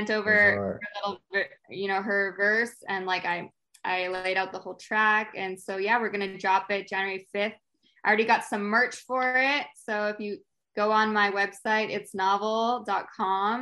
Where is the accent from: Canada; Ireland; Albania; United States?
Canada; I'm Canadian.